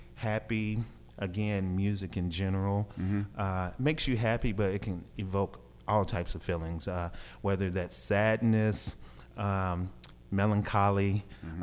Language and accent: English; Dumas, Arkansas, United States; also born or lived in Kansas City / Albuquerque, New Mexico; I'm I'm from Arkansas. I'm a, a, local guy. I grew up in Southeast Arkansas, Dumas